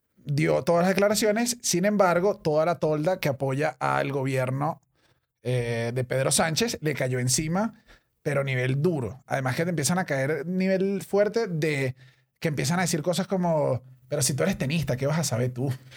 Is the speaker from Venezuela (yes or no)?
yes; Venezuela; nosotros como venezolanos